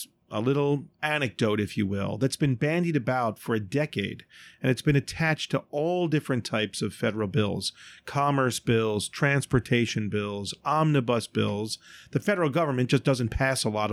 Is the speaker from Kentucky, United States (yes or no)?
no; Baltimore, Maryland, United States; now in New York City, United States; Baltimore is my hometown